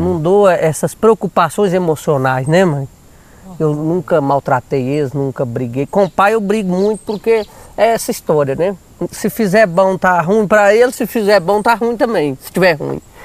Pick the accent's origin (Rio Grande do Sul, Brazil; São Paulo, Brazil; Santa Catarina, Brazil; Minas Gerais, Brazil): Minas Gerais, Brazil; Paracatu; now in Natalândia, Brazil; eu nasci lá, em Paracatu